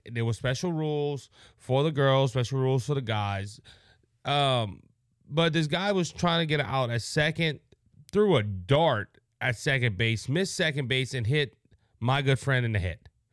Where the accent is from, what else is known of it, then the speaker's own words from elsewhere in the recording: Cajun, Louisiana, United States; I'm a Southerner, I'm a Cajun